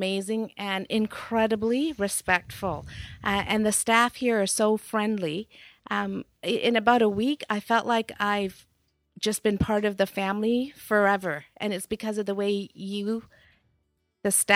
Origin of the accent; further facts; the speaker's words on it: Nairobi, Kenya; now in Abbotsford, Canada; I was born in Africa, in Nairobi, a city in East Africa, Kenya.